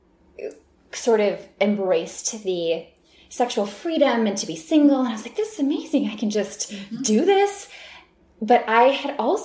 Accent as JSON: {"language": "English", "region": "Midwest", "country": "United States", "tie": "born or raised there", "moved": "as an adult", "lives_now": "Los Angeles, United States", "said": "both of us growing up in the Midwest"}